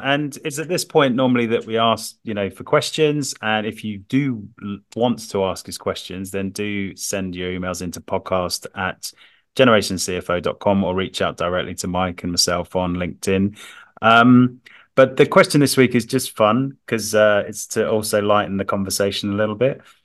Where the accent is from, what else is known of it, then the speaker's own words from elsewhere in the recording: London, United Kingdom; as a Londoner